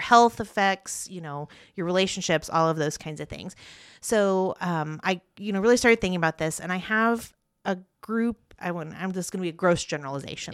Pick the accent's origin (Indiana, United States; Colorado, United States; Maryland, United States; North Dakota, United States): Indiana, United States; Parker City; also born or lived in Muncie, Indiana; now in Yorktown, United States; I grew up in Parker City